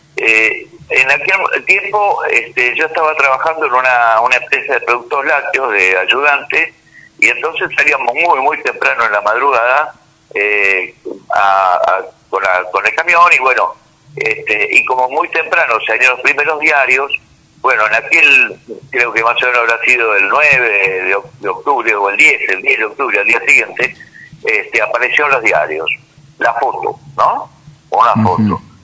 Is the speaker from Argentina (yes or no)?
yes; Buenos Aires, Argentina; also born or lived in Córdoba, Argentina; nací en Córdoba. De ahí vinimos a Buenos Aires. estuvimos con 12 años viviendo en la misma casa